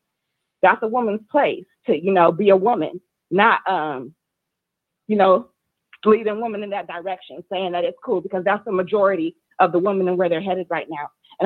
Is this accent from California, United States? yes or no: yes; the Bay Area, California, United States; I'm from the Bay.